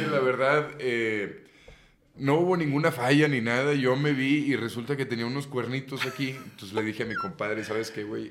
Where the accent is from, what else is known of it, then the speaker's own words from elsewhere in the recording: San Nicolás de los Garza, Nuevo León, Mexico; now in Mexico City, Mexico; Nací en Monterrey, Nuevo León, San Nicolás de los Garza, para ser más preciso